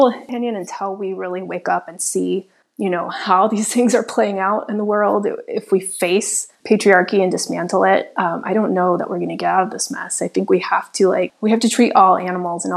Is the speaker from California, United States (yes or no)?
no; Nashville, Tennessee, United States; also born or lived in Chicago, Illinois; now in Miami, United States; I grew up in the South. I grew up in Nashville, Tennessee.